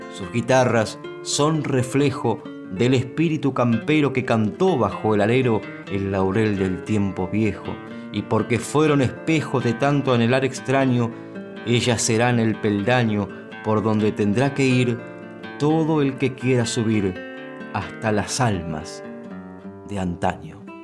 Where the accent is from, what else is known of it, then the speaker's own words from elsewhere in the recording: San Vicente, Buenos Aires Province, Argentina; en mi pueblo, en San Vicente